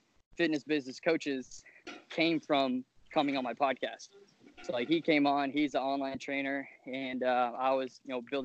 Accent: Fort Myers, Florida, United States; moved away as an adult; now in Tallahassee, United States; I'm from South Florida

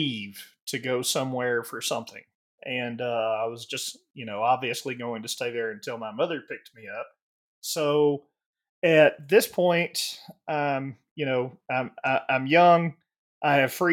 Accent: the South, United States; growing up in the South

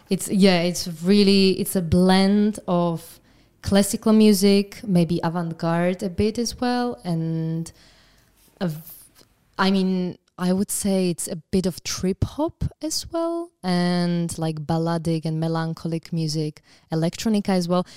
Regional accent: Trenčín, Trenčín Region, Slovakia; I'm from Trenčín

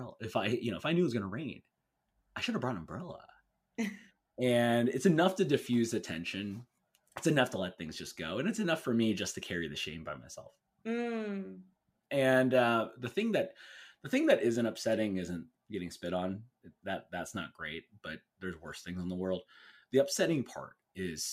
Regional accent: California, United States; my home state, which is in California.

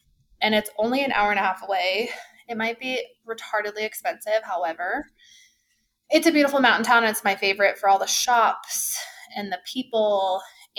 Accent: Breckenridge, Colorado, United States; my heart is close to home in Breckenridge. I was born and raised there, but it is still my favorite mountain town because A, it's my hometown, and B, it's just like I've lived here my whole almost 35 years

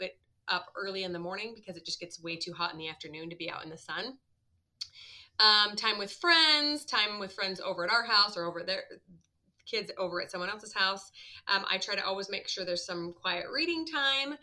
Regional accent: Midwest, United States; I grew up in the Midwest

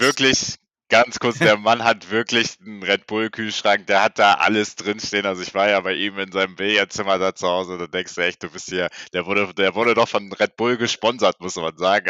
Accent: Germany; wir sind auch beide Deutscher

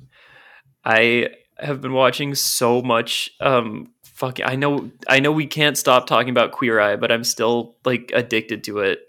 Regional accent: Portland, United States; I grew up in Portland

